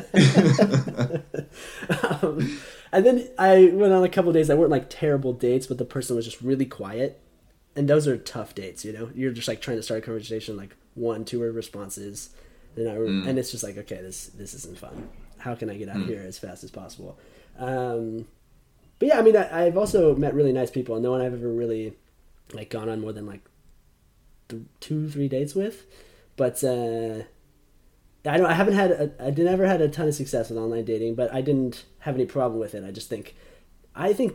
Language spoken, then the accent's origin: English; United States; moved away; also born or lived in South Africa; I'm American